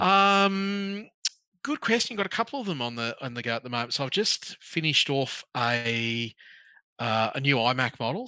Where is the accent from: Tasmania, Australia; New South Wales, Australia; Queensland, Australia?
Queensland, Australia; Townsville; I grew up in North Queensland. I grew up in Townsville.